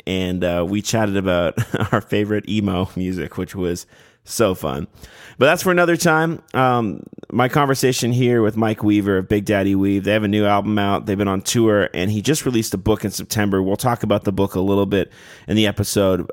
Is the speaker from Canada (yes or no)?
yes; Canada; moved away as an adult; now in Nashville, United States; I'm a Canadian cloaked with a Nashville, Nashville phone number